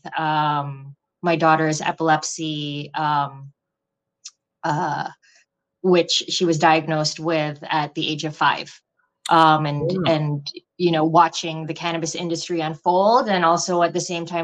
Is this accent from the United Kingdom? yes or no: no; Philippines; moved away as an adult; also born or lived in New York City, United States; now in Holyoke, United States; I'm originally from the Philippines. I moved to New York City in 2001 for university.